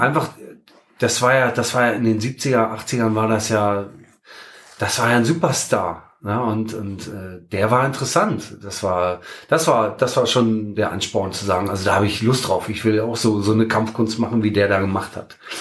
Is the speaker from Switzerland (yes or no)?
no; Berlin, Germany; now in Hannover, Germany; ich komme ja gebürtig aus Berlin